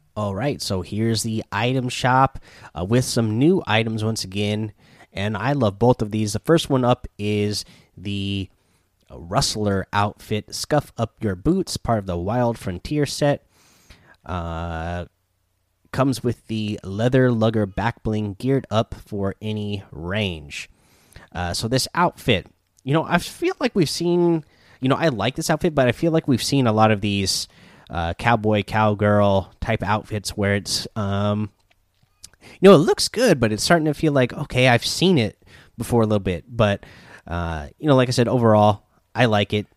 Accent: Pacific Northwest, United States; I'm from the Pacific Northwest

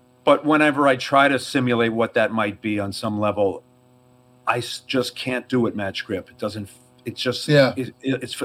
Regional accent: New York, United States; accent: New York; I have a bit of a New York accent

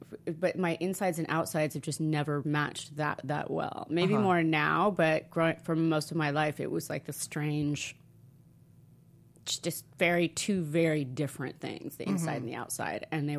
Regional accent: Italy; also born or lived in Oregon; now in United States; But I think mine was because when I came from Italy to America, I had such culture shock with food that I didn't recover, I think.

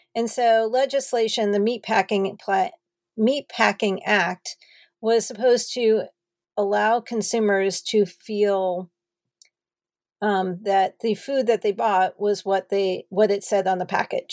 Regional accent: New Jersey, United States; moved away as an adult; also born or lived in Madison, Wisconsin / Los Angeles, California; I started off growing up in New Jersey

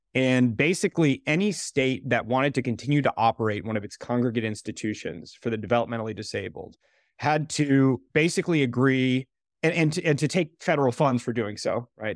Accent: Southbury, Connecticut, United States; my hometown in Connecticut, we had a huge facility for people with developmental disabilities

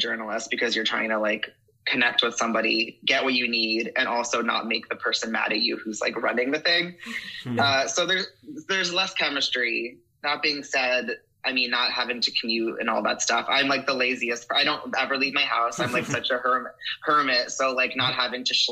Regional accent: Paramus, New Jersey, United States; also born or lived in Lyndhurst, New Jersey; I'm a Jersey kid

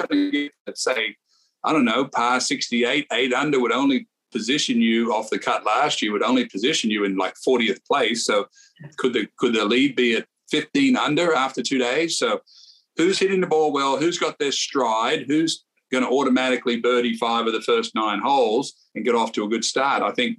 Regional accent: Australia; now in Texas, United States; Me being Australian, of course, but, you know, living most of my life in Texas, it's a wonderful time of year, May, in Texas.

